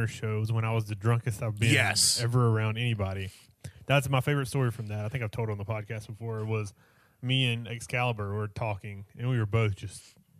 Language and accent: English; North Carolina, United States; No, I'm from North Carolina.